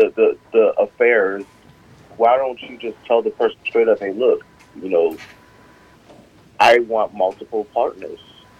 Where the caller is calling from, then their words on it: South Carolina, United States; It's …, and I'm calling from South Carolina today.